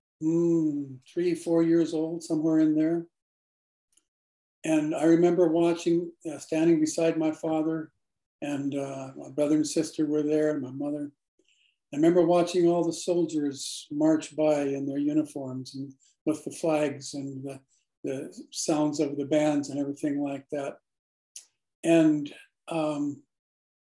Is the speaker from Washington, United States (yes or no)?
yes; Auburn, Washington, United States; also born or lived in Seattle; I was born in Seattle, but my home was in Auburn, Washington.